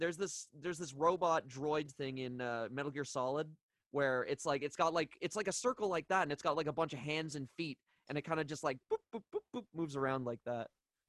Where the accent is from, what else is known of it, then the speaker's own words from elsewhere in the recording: Canada; a Canadian like me